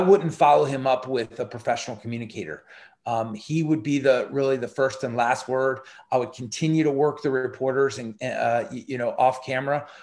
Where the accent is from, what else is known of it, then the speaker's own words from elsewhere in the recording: United States; as an American